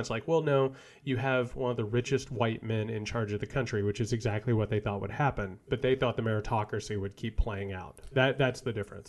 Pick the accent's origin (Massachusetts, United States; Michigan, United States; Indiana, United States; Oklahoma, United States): Indiana, United States; rural; I grew up in a dirt poor family in rural Indiana